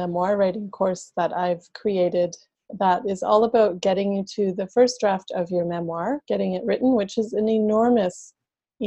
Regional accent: Canada; I'm from Canada

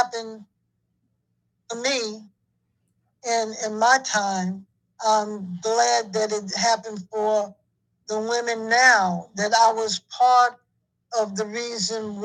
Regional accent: New York City, New York, United States; I'm from New York.

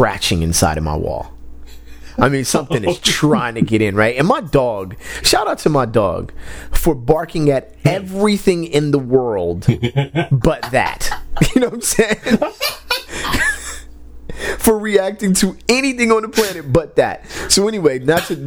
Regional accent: West Covina, California, United States; also born or lived in South Central Los Angeles; growing up in West Covina, when we moved back to West Covina

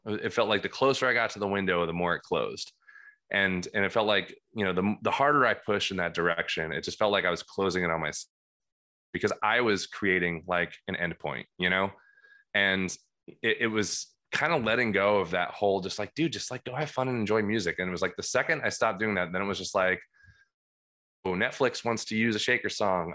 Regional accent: Cream Ridge, New Jersey, United States; I grew up in, uh, Cream Ridge. It's the, uh, creamiest ridge that, uh, New Jersey has to offer

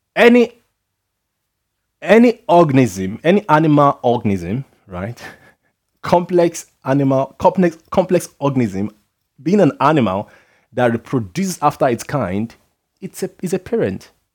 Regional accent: Nigeria; being a Nigerian

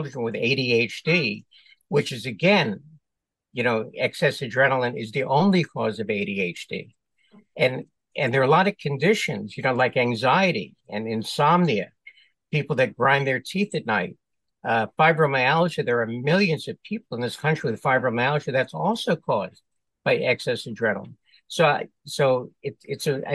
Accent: New York City, New York, United States; born and raised in New York City, went to medical school in New York

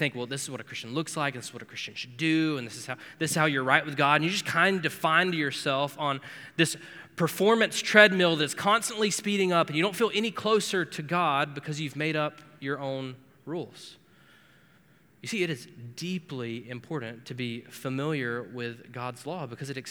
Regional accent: Florida, United States; now in Cincinnati, United States; I'm from Florida.

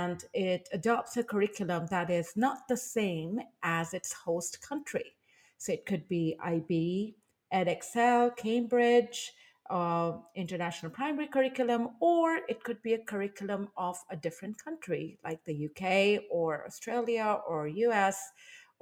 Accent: India; moved away as an adult; now in Taiwan; I am originally from India

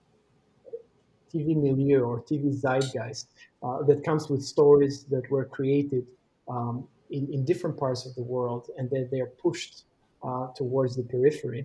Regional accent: Albania; growing up in Albania during the 90s

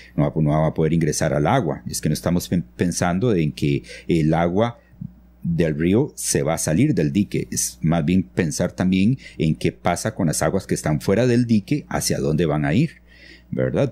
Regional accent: San Vito, Puntarenas, Costa Rica; moved away as an adult; also born or lived in Nicoya / San José; now in Ojochal, Costa Rica; yo nací en Nicoya, eh, crecí en, San Vito, junto a la frontera con, con Panamá

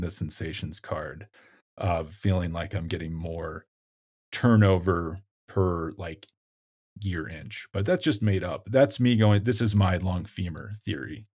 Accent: United States; as an American

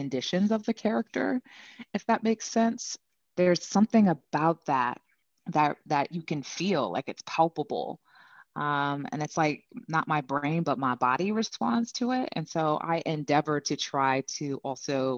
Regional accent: California, United States; born and raised in California, so repping Cali hard

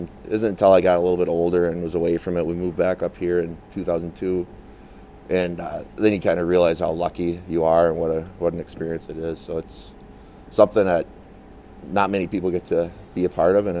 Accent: Calgary, Alberta, Canada; born there; also born or lived in Chicago / San Jose; I was born in Calgary. Okay. Alberta up in Canada.

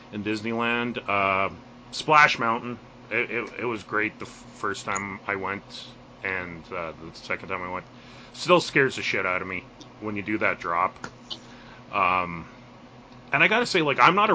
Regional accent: Canada; as a Canadian

